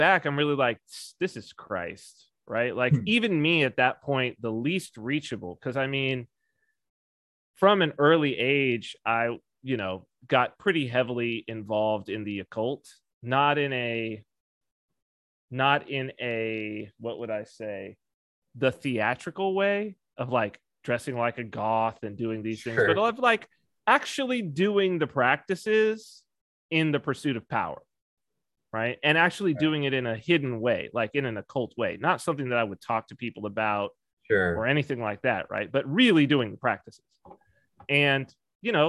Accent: San Bernardino, California, United States; moved away; also born or lived in Washington, D.C. / Las Vegas; I was raised in Southern California in San Bernardino

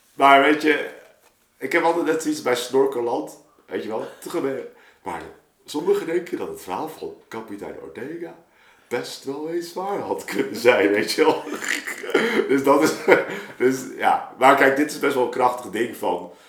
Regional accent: Rotterdam, South Holland, Netherlands; we zijn geen Amsterdammers hier

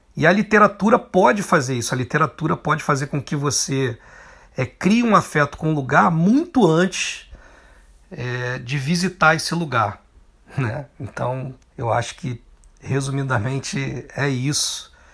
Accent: Nova Iguaçu, Rio de Janeiro, Brazil; moved away as an adult; now in Rio de Janeiro, Brazil; eu cresci em Nova Iguaçu, eu saí de Nova Iguaçu já tinha 20 anos de idade

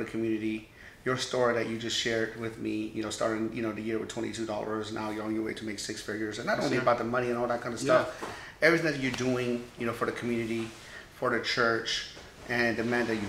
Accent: Iran; now in United States; I'm a Persian American. You know, I was born in Iran.

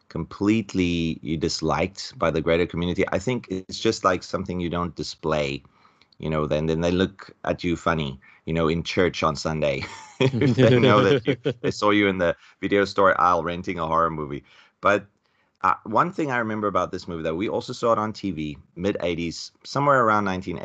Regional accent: South Africa; I'm from South Africa, much different from you guys

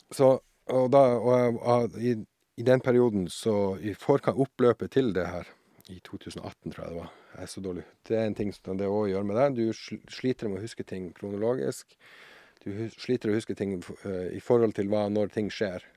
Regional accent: Tromsø, Troms, Norway; also born or lived in Sjursnes; jeg er født og oppvokst eh, oppe i Tromsø, i Nord-Norge, som sikkert dialekten min avslører

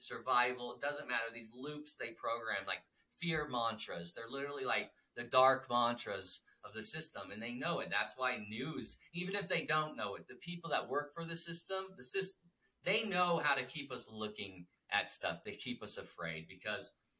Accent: United States; as an American that loves America

